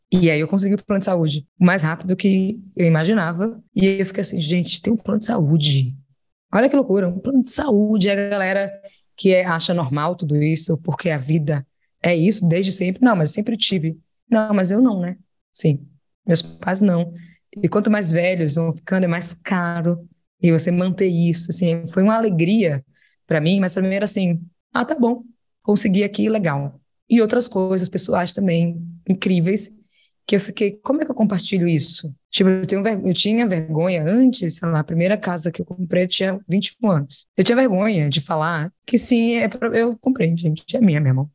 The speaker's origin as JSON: {"language": "Portuguese", "town": "Salvador", "region": "Bahia", "country": "Brazil", "tie": "born or raised there", "said": "eu sou de Salvador e nasci no bairro chamado Nordeste de Amaralina"}